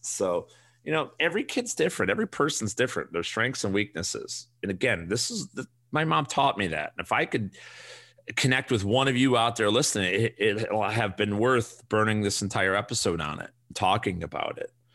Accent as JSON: {"language": "English", "town": "Chicago", "region": "Illinois", "country": "United States", "tie": "born or raised there", "said": "we grew up on the South Side"}